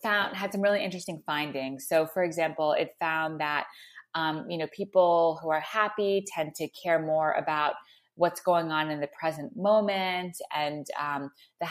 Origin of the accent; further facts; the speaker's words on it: Montreal, Quebec, Canada; I grew up in Montreal